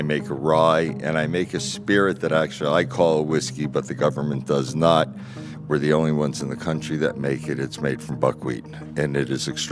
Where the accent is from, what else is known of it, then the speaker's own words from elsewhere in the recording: Branford, Connecticut, United States; now in Bethel, United States; I grew up in Branford, Connecticut